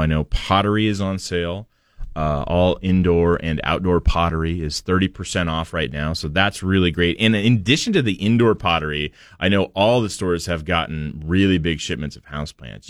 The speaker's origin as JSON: {"language": "English", "town": "Portland", "region": "Oregon", "country": "United States", "tie": "born or raised there", "moved": "yes", "said": "I grew up in Portland, where half of my life was spent under clouds and and rain"}